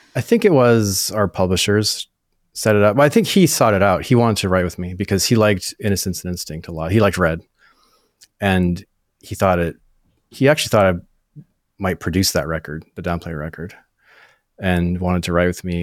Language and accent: English; northern Maine, United States; moved away as an adult; also born or lived in Nashville; I'm from New England, grew up in like northern Maine. It's like way up uh, at the top of Maine